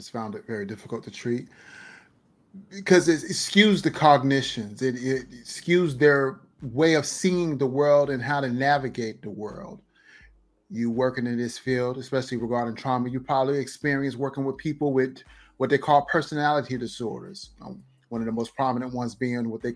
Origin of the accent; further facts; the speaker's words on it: New London, Connecticut, United States; I'm from New London, Connecticut